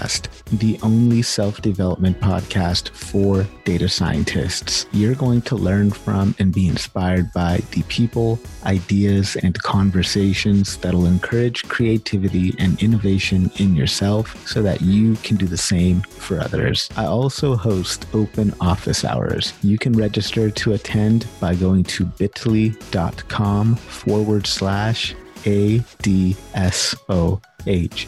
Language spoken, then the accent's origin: English; Sacramento, California, United States; I'm born and raised in Sacramento